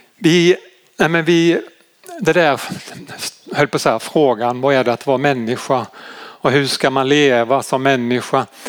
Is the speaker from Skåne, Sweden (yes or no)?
yes; Malmö, Skåne, Sweden; Nu kommer jag ju från Malmö-trakten